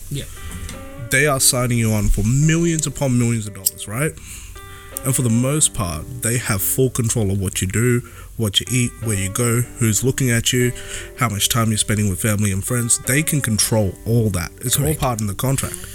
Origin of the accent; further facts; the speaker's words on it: India; I just get tongue twisted because uh, I'm Indian, bro.